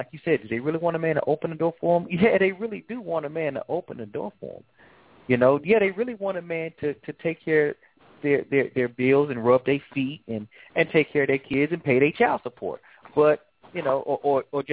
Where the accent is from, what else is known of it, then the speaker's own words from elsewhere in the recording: Atlanta, Georgia, United States; I'm from Atlanta